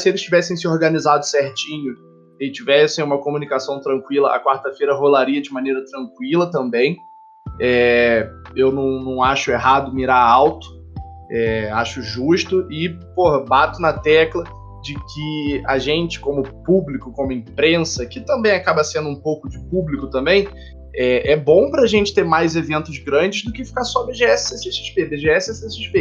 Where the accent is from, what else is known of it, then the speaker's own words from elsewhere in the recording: Petrópolis, Rio de Janeiro, Brazil; Aqui em Petrópolis, a gente fica visitando o Museu Imperial uma vez por ano na escola